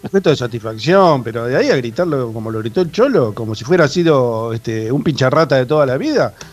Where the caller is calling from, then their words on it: Santos Lugares, Buenos Aires Province, Argentina; soy de Santos Lugares.